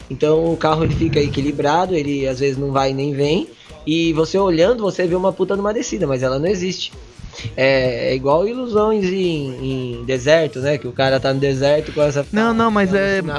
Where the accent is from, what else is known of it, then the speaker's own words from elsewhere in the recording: São Paulo, Brazil; Eu sou de São